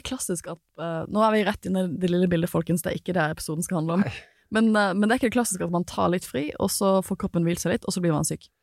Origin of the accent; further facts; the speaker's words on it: Western Norway, Norway; jeg har vokst opp på Vestlandet